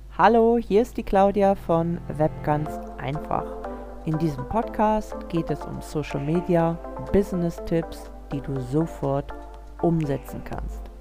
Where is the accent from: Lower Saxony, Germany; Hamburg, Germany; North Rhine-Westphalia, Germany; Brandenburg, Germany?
North Rhine-Westphalia, Germany; Krefeld; ich komme ja aus Krefeld, Nordrhein-Westfalen